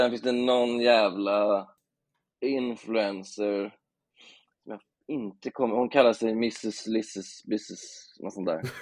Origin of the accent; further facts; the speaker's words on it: Stenungsund, Västra Götaland, Sweden; Så jag, jag, ser det som att jag växte upp i Stensund också.